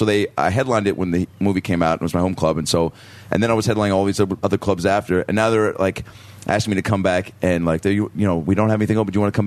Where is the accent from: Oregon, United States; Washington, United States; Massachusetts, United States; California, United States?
Washington, United States; Seattle; My hometown.